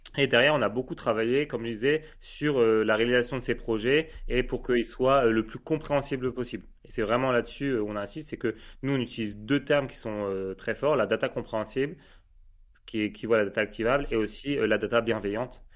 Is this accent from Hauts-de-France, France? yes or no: yes; Lille, Hauts-de-France, France; je suis lillois